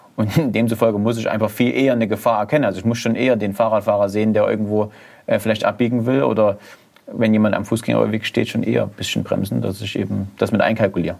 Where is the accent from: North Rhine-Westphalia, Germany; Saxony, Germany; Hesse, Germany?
Saxony, Germany; Zwickau; ich komme ja so aus Zwickau, Erzgebirgsvorland